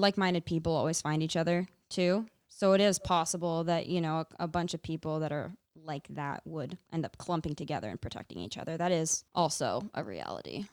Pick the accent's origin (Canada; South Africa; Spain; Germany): Canada; Fraser Valley, British Columbia; now in Kootenays, Canada; I grew up in B C. I grew up in the Fraser Valley area. I now live in the Kootenays